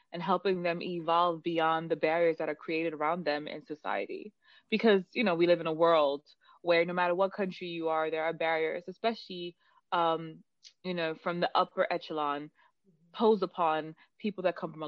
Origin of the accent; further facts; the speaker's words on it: Manchester, North West England, United Kingdom; accent: Mancunian mixed with London; also born or lived in London; now in New York, United States; I'm from Manchester, England